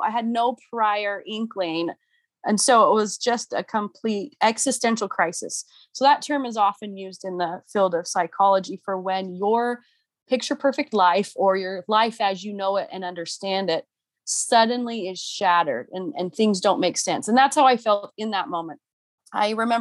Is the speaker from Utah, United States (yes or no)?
yes; St. George, Utah, United States; also born or lived in Spain / Hawaii / Provo, Utah; I was born and raised in St. George, Utah